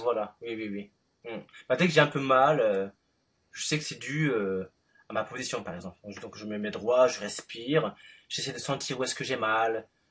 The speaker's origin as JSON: {"language": "French", "town": "Paris", "region": "Île-de-France", "country": "France", "tie": "born or raised there", "said": "suis né en France, à Paris."}